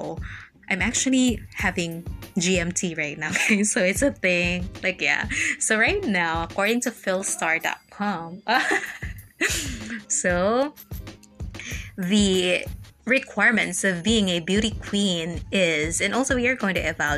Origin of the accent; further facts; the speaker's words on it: Philippines; I'm a Filipino